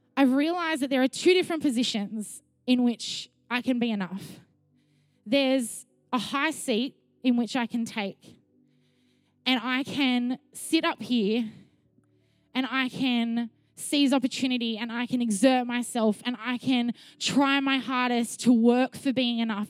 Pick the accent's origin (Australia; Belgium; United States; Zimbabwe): Australia; Sydney, New South Wales; also born or lived in Melbourne; When I was seven, my mum and I moved from Melbourne to Sydney